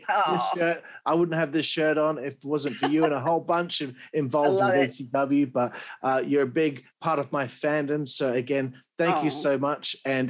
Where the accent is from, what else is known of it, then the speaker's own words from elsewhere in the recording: Australia; also born or lived in Perth, Western Australia; I'm Australian.